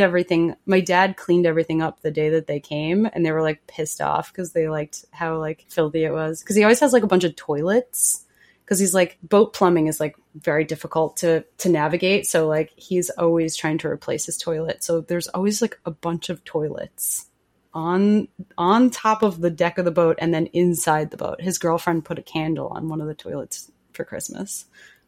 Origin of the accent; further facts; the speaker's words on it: Long Island, New York, United States; moved away as an adult; So Long Island is like a particularly strange place.